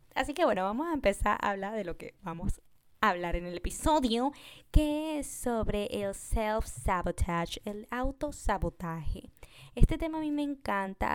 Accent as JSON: {"language": "Spanish", "country": "Venezuela", "moved": "yes", "lives_now": "Peru", "said": "yo soy de Venezuela"}